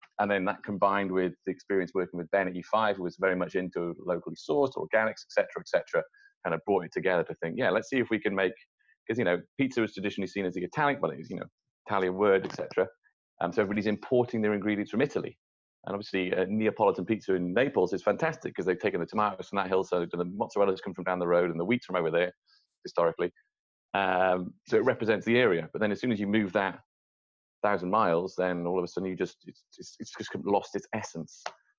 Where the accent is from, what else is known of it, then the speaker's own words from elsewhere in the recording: Wales, United Kingdom; moved away as an adult; now in London, United Kingdom; Well, me personally, I'm from Wales. I've lived in London now for 10 years.